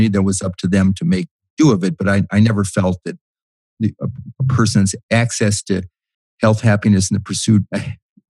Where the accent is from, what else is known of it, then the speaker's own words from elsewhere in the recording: Marin County, north of San Francisco, California, United States; also born or lived in Washington, D.C.; I grew up happy childhood, you know, sort of Marin County, north of San Francisco